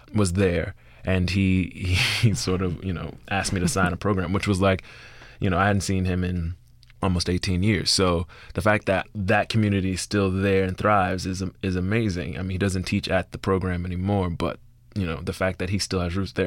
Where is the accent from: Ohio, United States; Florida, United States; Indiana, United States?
Florida, United States; Miami; moved away; I'm from Liberty City